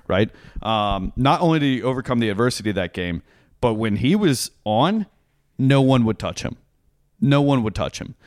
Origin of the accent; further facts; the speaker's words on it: Franklin, Tennessee, United States; I grew up in Franklin, Tennessee, which is just south of Nashville.